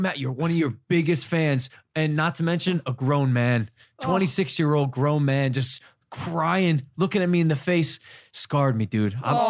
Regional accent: Ohio, United States; I'm from Ohio.

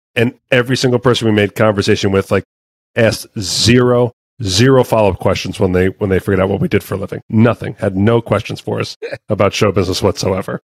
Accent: Red Bank, New Jersey, United States; I grew up in Red Bank, New Jersey

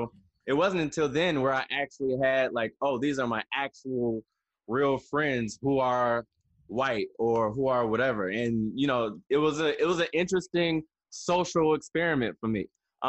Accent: Toledo, Ohio, United States; And well, where I'm from, and still to this day, it was very segregated. So actually it was great for me in the sense of I grew up all around black people.

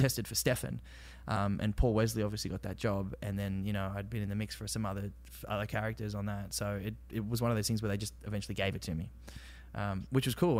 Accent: Australia; accent: Aussie; moved away as an adult; I'm Australian.

